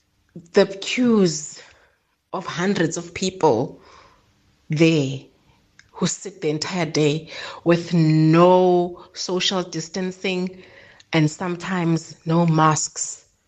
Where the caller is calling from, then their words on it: Eastern Cape, South Africa; I'm calling from the Eastern Cape.